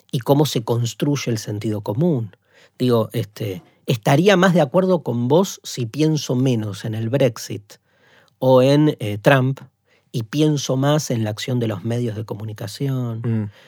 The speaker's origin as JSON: {"language": "Spanish", "country": "Argentina", "said": "nuestro país"}